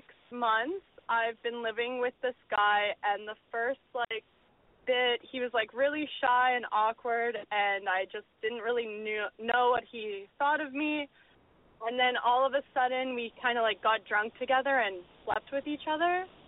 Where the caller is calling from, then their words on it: Vancouver, British Columbia, Canada; I'm 22. I'm calling from Vancouver.